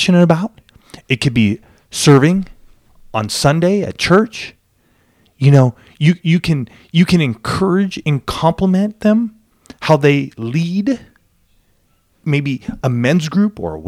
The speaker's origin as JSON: {"language": "English", "region": "Southern California", "country": "United States", "tie": "born or raised there", "said": "I grew up in Southern California. I mean, I live in San Diego"}